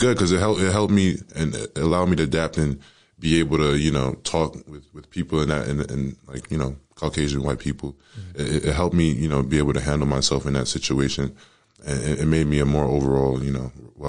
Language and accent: English; Howell, New Jersey, United States; You know, it was definitely different. You know, I love Howell.